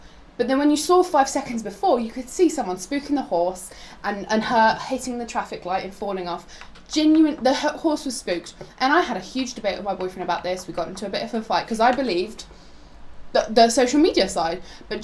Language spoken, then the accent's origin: English; Poland; moved away; I'm from Poland, like we previously established. I'm from Poland